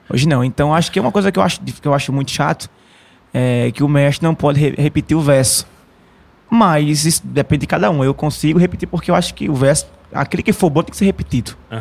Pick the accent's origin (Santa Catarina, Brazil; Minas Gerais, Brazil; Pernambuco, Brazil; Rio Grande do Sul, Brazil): Pernambuco, Brazil; Mata Norte; meu povo lá, a Mata Norte em geral